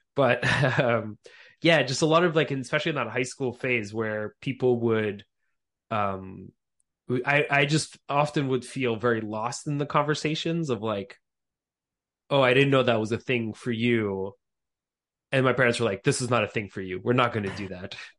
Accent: Montreal, Quebec, Canada; moved away as an adult; also born or lived in Austria / Crimea; now in United States; I was born in Austria of, uh, Ukrainian parents. So both my parents are from Crimea. We speak Russian at home. And, uh, so I immigrated to, to Montreal, uh, Quebec when I was about a year, maybe two years old.

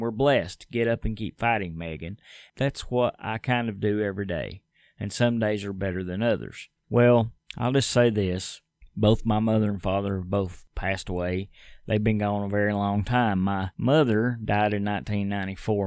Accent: United States; As an American

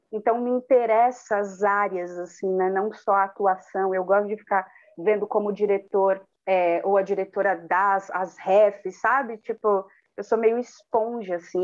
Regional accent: Cubatão, São Paulo, Brazil; quilombola nascida e criada na cidade de Cubatão

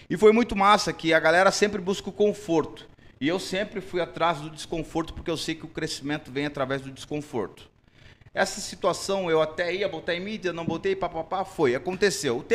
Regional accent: Santana do Livramento, Rio Grande do Sul, Brazil; eu vim de Santana do Livramento, uma cidade do interior, uma cidade pobre.

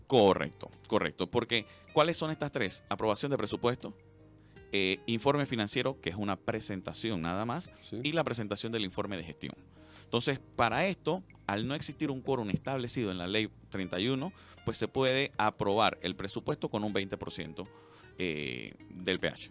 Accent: Panama

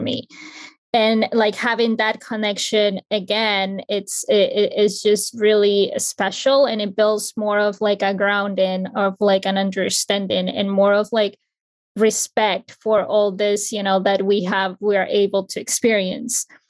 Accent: Ecuador; now in New Jersey, United States; I'm from Ecuador, but I currently reside in New Jersey

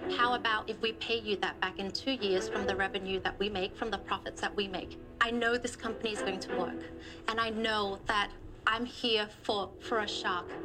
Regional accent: Australia; accent: Australian; also born or lived in Vietnam; now in Huntington Beach, United States; resettled to Australia, where I grew up, and hence oh, wow. the accent.

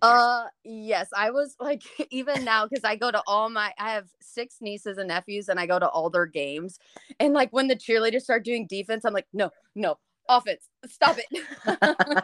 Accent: Montgomery, Texas, United States; moved away as an adult; now in College Station, United States; I moved from Montgomery, which used to be a small town, and it still has, like, small town vibes

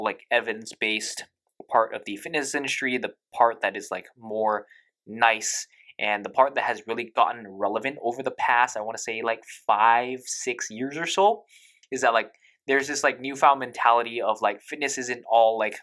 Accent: United States; I am also American

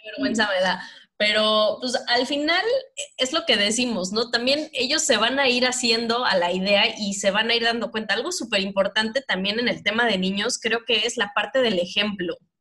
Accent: Mexico; moved away; Yo soy el promedio mexicano que redondeado mide 1,60

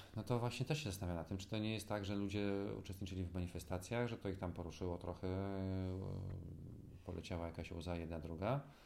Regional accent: Gdańsk, Pomeranian Voivodeship, Poland; born or raised there

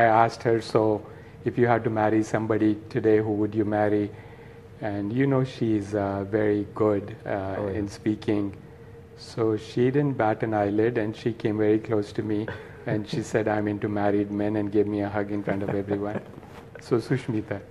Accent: Nagpur, Maharashtra, India; moved away as an adult; now in Los Angeles, United States; I born and raised in Nagpur and uh, came here when I was 19, 36 years ago

